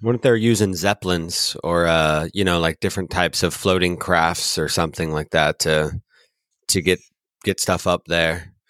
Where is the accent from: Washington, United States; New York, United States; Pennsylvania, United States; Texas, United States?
Washington, United States; I'm a Washingtonian, so I was born and raised in Washington